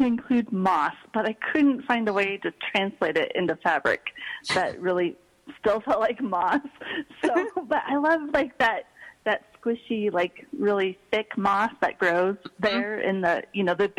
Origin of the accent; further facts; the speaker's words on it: Pacific Northwest, United States; it reminded me a lot of growing up in the Pacific Northwest, so that's where it came from.